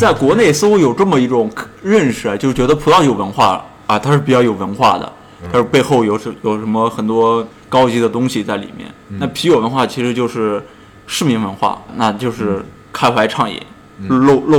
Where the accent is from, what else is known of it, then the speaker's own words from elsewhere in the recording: China; 呃我们中国人喝酒就是可能没有所谓那种品品这个品一品这个啤酒的概念